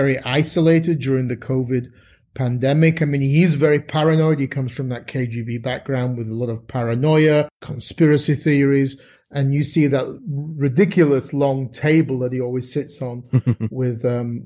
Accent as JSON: {"language": "English", "town": "Halifax", "region": "Yorkshire and the Humber", "country": "United Kingdom", "tie": "born or raised there", "said": "my hometown of Halifax in West Yorkshire, there was a lot of Italian Ukrainian marriages."}